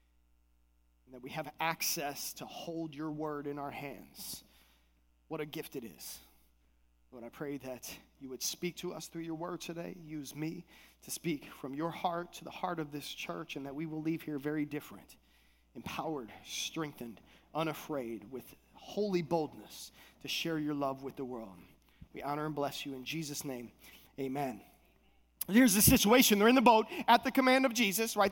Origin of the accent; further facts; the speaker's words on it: Minnesota, United States; moved away; also born or lived in Palm Beach Gardens, Florida; I was coming from Minnesota. I'm a Midwest boy